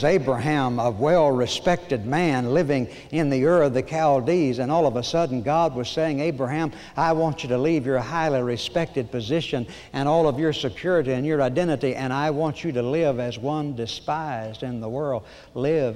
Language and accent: English; Oklahoma, United States; I was born in Oklahoma, of course.